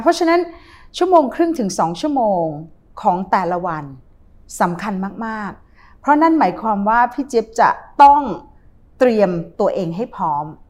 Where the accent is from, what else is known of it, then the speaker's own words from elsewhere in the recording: Thailand; moved away as an adult; ย้ายแค่ประเทศที่อยู่มา 20 ปี เหมือนบ้านหลังที่สองนะคะะกลับมาอยู่บ้านเกิด